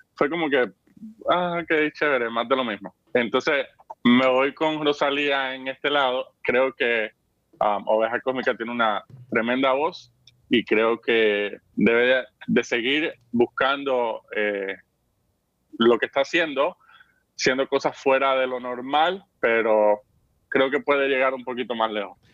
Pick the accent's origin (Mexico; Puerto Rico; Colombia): Puerto Rico; Vega Baja; en Vega Baja, de donde yo soy